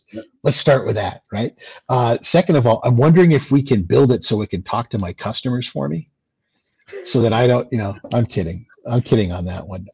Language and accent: English; Lubbock, Texas, United States; now in New Hampshire, United States; I'm a Texan man. I was born in Lubbock